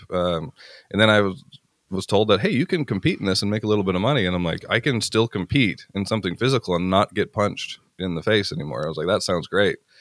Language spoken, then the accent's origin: English; Canada; I grew up small town. I'm actually from Canada, I'm farm kid in Canada